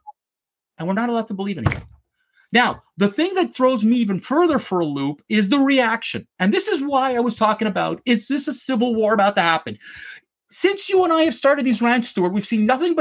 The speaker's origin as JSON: {"language": "English", "country": "Canada", "said": "as a Canadian"}